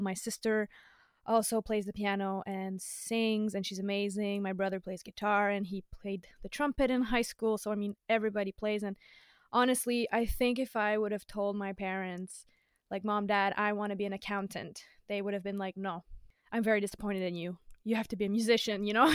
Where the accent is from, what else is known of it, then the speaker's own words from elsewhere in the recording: Dorval, Quebec, Canada; also born or lived in Verdun, Quebec; I grew up in Dorval, which is, uh, the suburbs of Montreal